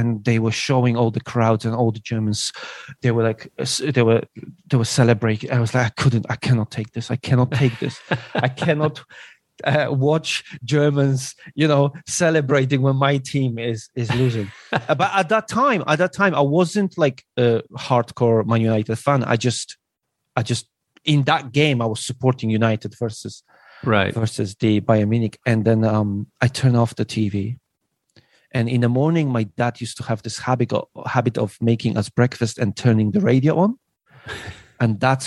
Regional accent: Elbląg, Warmian-Masurian Voivodeship, Poland; English is a second language; moved away as an adult; also born or lived in England; now in Beijing, China; I was born in Poland. I left when I was 19, 18, yeah, something like that, to England.

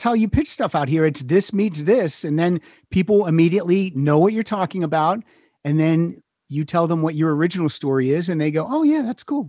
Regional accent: Pennsylvania, United States; moved away as an adult; also born or lived in Chicago; now in Los Angeles, United States; I'm originally from Pennsylvania, lived in Chicago 6 years, and then I moved out here. I've been out here 25 years.

